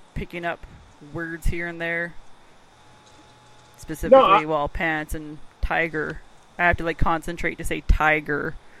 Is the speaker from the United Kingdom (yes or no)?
no; Canada; accent: Canadian; I get told I have a Canadian accent.